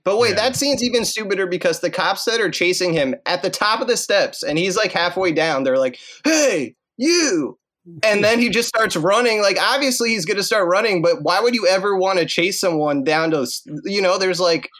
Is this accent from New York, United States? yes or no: yes; New York City, New York, United States; I'm from the Bronx.